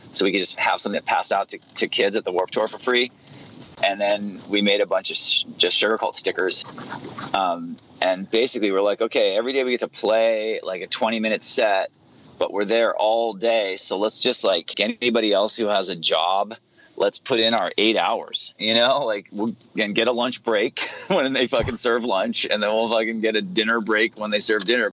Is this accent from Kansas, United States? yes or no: no; Santa Barbara, California, United States; my hometown in santa barbara